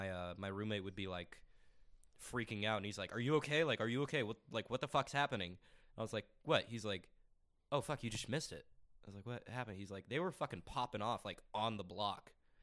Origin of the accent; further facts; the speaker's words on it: Highlands Ranch, Colorado, United States; also born or lived in Ontario, California; I grew up in Highlands Ranch, in Colorado, like super safe, super fucking like white collar.